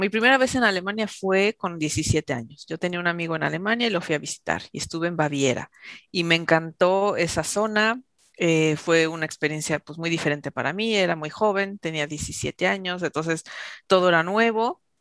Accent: Mexico; moved away as an adult; also born or lived in Germany; now in Basque Country, Spain; yo nací en México y ahí pasé pues mi infancia en una familia totalmente mexicana, sin ninguna influencia del extranjero

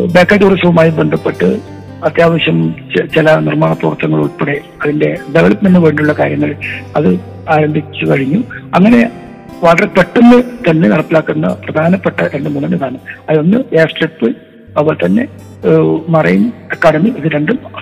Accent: Uduma, Kerala, India; ഇപ്പോൾ എൻ്റെ സ്വന്തം നാടാണ് ഞാൻ ജനിച്ചത് വളർന്നത് പഠിച്ചത്

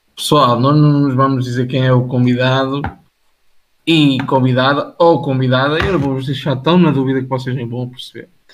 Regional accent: Portugal; Eu estou tão habituado a falar inglês durante, tipo, o meu dia a dia e tudo, e eu sou português

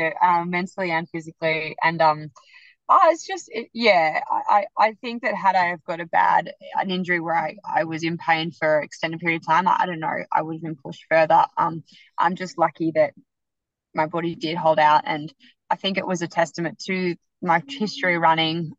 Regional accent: Melbourne, Victoria, Australia; moved away; also born or lived in Gold Coast; I was living on the Gold Coast, but I'm traditionally from Melbourne

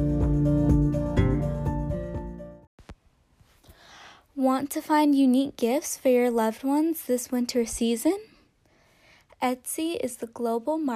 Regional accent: Massachusetts, United States; I was born in Massachusetts

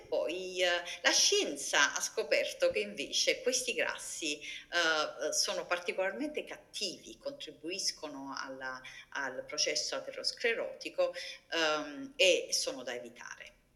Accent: Naples, Campania, Italy; moved away as an adult; sono italiana, quindi ho mangiato una dieta low fat, eh, probabilmente a basso contenuto di grassi e alti contenuti di carboidrati fino all'età di 25 anni, eh, quando ero in Italia, sono nata a Napoli

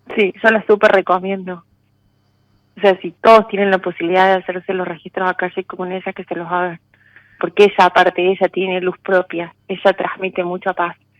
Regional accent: Río Cuarto, Córdoba, Argentina; moved away as an adult; now in Córdoba, Argentina; Yo nací en Río Cuarto, pero hace unos años me vine a Córdoba Capital

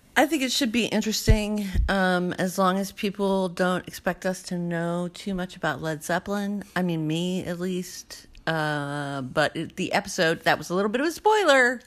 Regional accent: the South, United States; I grew up in the South

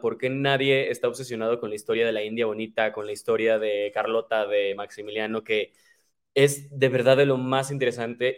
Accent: Cuernavaca, Morelos, Mexico; yo soy de Cuernavaca

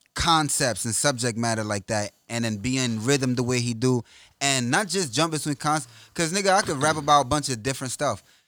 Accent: New York, United States; I'm from New York

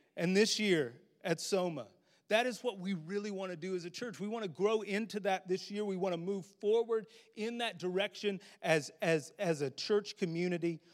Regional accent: United States; As American Christians

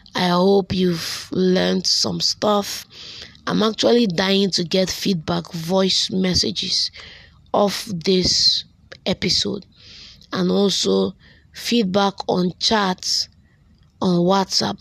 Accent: Delta, Nigeria; now in Enugu State, Nigeria; I hail from Delta State and Yochonot local government

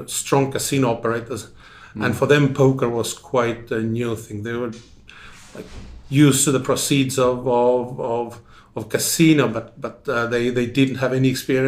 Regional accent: Tartu, Tartu County, Estonia; also born or lived in Tallinn; I come from Tartu, then did a bit of stint in Tallinn, and then was in Tartu again

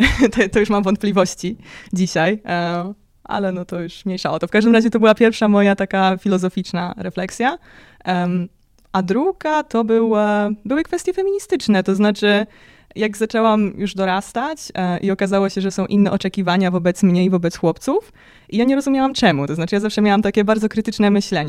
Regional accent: Poland; wychowałam się w takiej dość ateistycznej rodzinie, e, w bardzo religijnym kraju

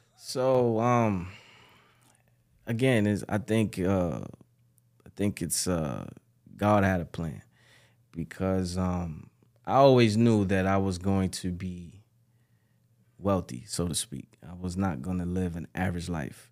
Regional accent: New York City, New York, United States; also born or lived in Ghana; I was born and raised in the Bronx, New York

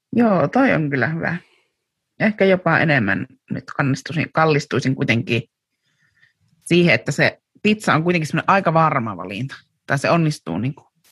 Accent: Kuopio, North Savo, Finland; me oltiin Euromarketissa silloin Kuopiossa

